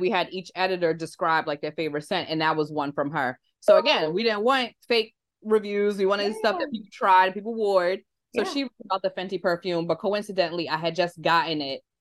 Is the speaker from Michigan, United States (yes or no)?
no; New York, United States; I'm like New York through and through